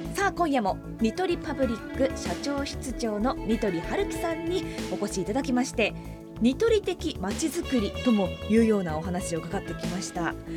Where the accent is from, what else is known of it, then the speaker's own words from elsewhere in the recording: Hokkaido, Japan; 道民としても